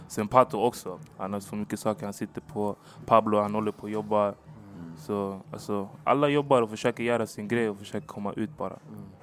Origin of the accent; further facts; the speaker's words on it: Stockholm, Stockholm County, Sweden; also born or lived in Hagsätra / Angola; jag är från Rocksved, gick i Rocksvedskolan